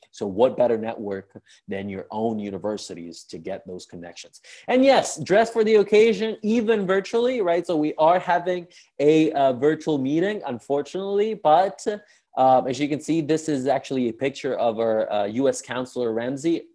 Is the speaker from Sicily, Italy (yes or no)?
yes; Sicily, Italy; I'm from Sicily